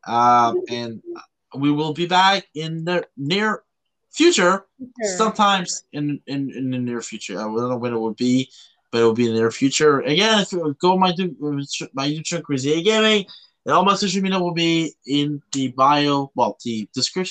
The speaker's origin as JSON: {"language": "English", "country": "Canada", "moved": "yes", "lives_now": "Belgium", "said": "I'm a Canadian."}